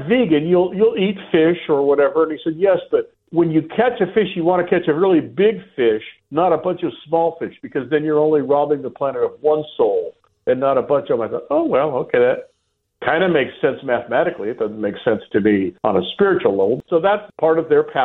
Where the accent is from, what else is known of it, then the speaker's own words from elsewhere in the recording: San Diego, California, United States; I'm from San Diego